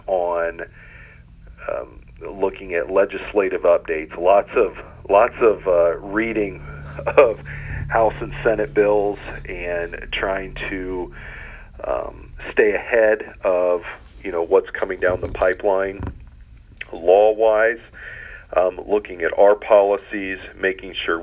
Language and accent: English; Loudonville, Ohio, United States; I'm originally from Loudonville, so about 45 minutes northeast of here.